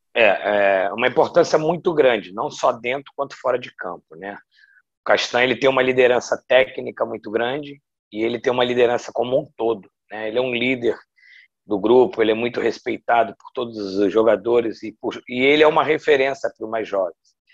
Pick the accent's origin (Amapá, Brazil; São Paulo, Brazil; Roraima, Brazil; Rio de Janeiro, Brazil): Rio de Janeiro, Brazil; moved away as an adult; voltar para minha cidade natal